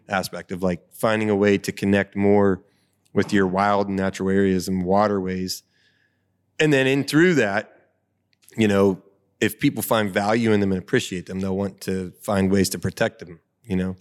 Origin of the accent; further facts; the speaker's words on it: Butler County, Pennsylvania, United States; I'm born and raised in Butler County